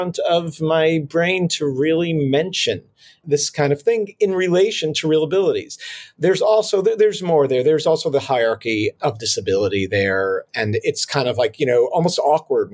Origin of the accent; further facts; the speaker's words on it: Israel; now in New York, United States; I was born in New York, then grew up in Israel, and have been back in New York for over 20 years.